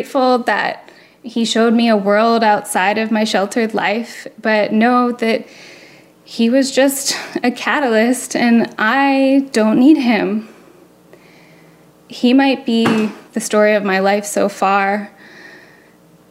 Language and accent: English; Florida, United States; I'm from Florida